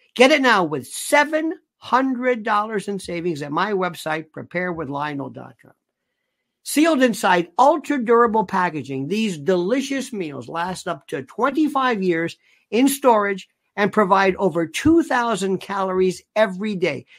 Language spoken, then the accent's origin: English; United States; I'm an American